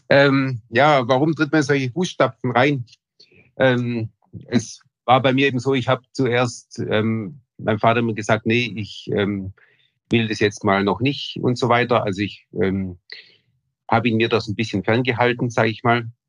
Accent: Wasserburg am Bodensee, Bavaria, Germany; also born or lived in Ulm / Munich; Also, ich bin in Wasserburg am Bodensee geboren, ähm, bin dann in der Region auch aufgewachsen

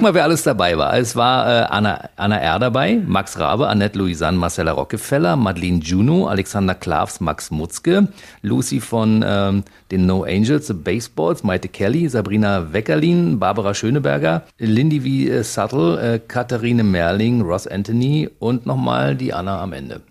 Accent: East Germany, Germany; ich komme aus dem Osten

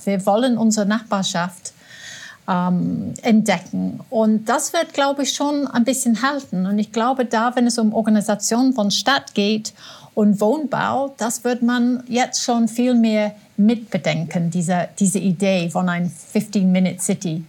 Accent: England, United Kingdom; now in Austria; als Engländerin

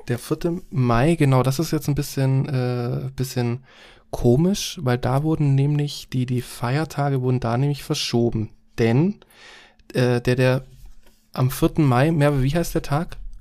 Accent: Germany; bei uns in Deutschland

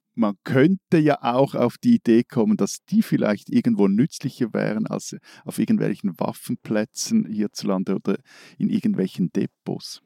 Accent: Switzerland; als Schweizer

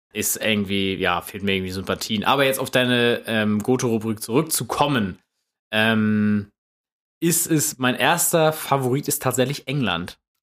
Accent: Germany; als, als Deutscher

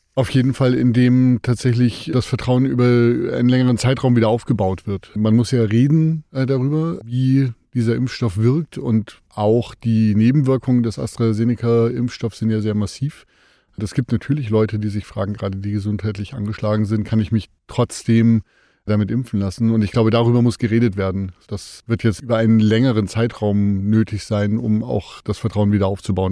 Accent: Germany; bei uns in Deutschland

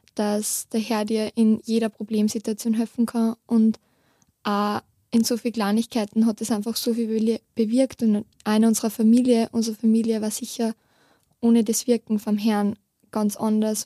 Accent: near Steyr, Upper Austria, Austria; ich komme aus der Nähe von Steyr

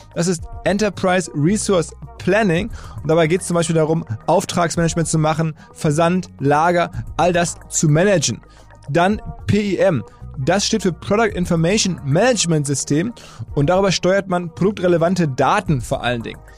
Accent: Essen, North Rhine-Westphalia, Germany; now in Hamburg, Germany; wir sind eine Generation von Typen aus dem Ruhrgebiet. Ich glaube, er ist leicht älter als ich. Jedenfalls er aus Duisburg, ich aus Essen

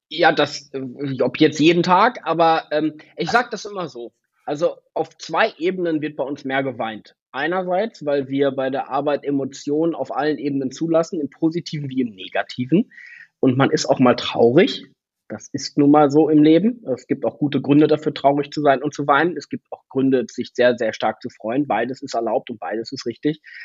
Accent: Ostwestfalen-Lippe, North Rhine-Westphalia, Germany; in Ostwestfalen-Lippe, in meiner Heimat

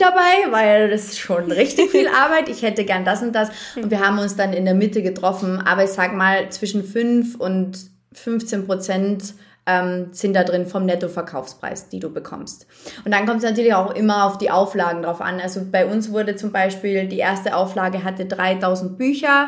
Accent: Carinthia, Austria; weil die halt auch Kärntnerin bin, ich habe ja auch einen Dialekt

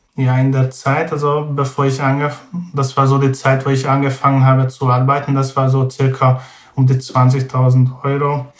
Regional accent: Hungary; German is a second language; moved away as an adult; now in Braunschweig, Germany; also ursprünglich komme ich aus Ungarn

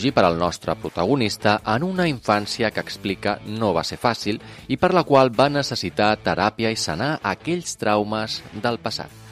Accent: Amposta, Catalonia, Spain; I sóc d'Amposta.

